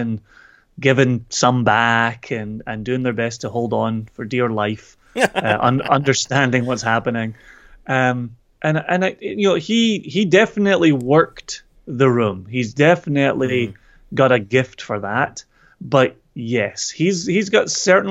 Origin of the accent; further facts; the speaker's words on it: Scotland, United Kingdom; I'm Scottish